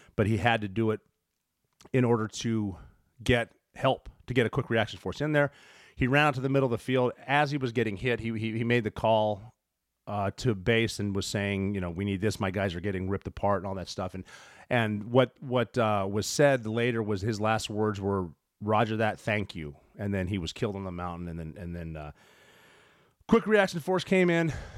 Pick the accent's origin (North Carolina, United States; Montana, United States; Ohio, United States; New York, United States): Montana, United States; I'm from Montana